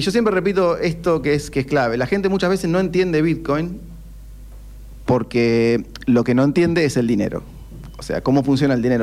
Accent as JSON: {"language": "Spanish", "country": "Argentina", "said": "somos argentinos, crecimos en ese contexto"}